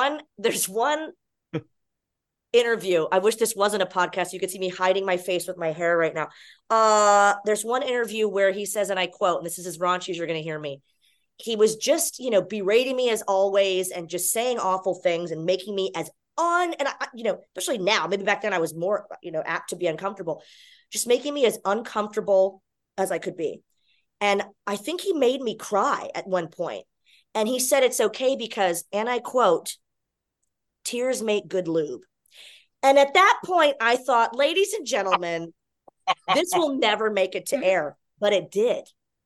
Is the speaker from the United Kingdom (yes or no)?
no; Texas, United States; born there; now in Orlando, United States; So when I come home to Orlando, Florida. That's not my hometown. I was born in Texas and lived in 5 states.